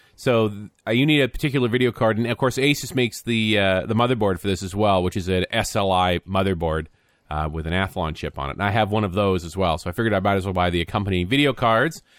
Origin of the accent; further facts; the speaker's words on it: Canada; being a Canadian